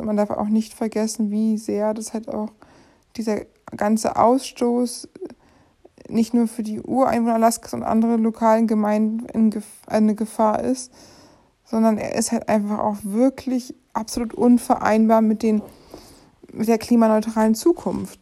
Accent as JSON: {"language": "German", "country": "Germany", "said": "wir als Deutsche"}